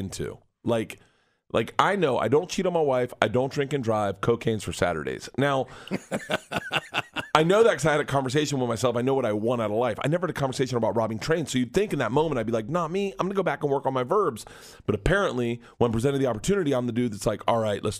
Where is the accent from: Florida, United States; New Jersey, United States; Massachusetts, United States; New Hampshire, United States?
Florida, United States; Tampa; I grew up in Tampa